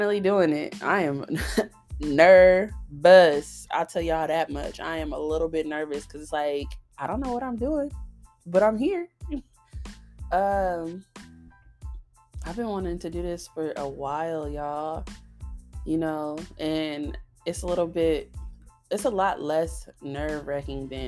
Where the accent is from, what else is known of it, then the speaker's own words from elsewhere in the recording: Long Beach, California, United States; also born or lived in Nevada; now in Texas, United States; I'm from California. I grew up in both California and Nevada. I'm from Long Beach, California, to be exact.